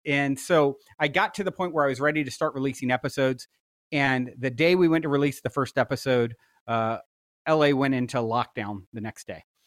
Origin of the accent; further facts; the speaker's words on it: East Coast, United States; now in Los Angeles, United States; I grew up on the East Coast